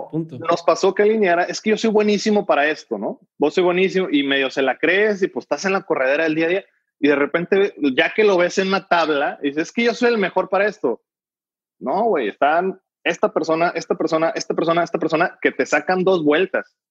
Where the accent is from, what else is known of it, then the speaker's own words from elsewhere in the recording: Mexico; como mexicanos